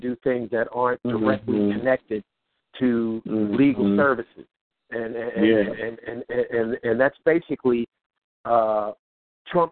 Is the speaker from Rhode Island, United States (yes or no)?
no; Bay Area, California, United States; in the neighborhood where we grew up in the Bay Area